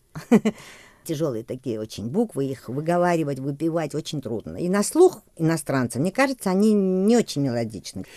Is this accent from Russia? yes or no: no; Georgia; first language Georgian; Russian is a second language; хотя русский не мой родной язык, да, грузинский мой родной.